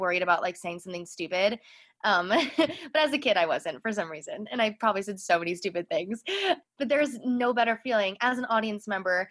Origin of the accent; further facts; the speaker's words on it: Chicago, Illinois, United States; I grew up in Chicago, so I had access to Broadway in Chicago